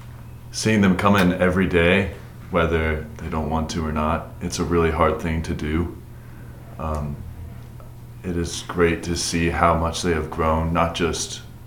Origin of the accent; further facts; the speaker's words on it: Rome, Georgia, United States; I have been here since pre-K, and I am from Rome, Georgia.